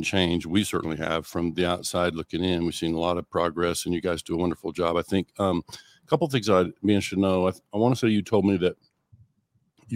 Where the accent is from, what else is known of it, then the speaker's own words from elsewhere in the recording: Oklahoma Panhandle, United States; also born or lived in North Texas; I grew up in the Oklahoma Panhandle